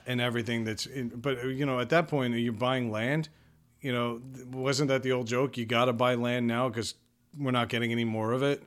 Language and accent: English; Long Island, New York, United States; now in Rhode Island, United States; I grew up on Long Island, which is way expensive.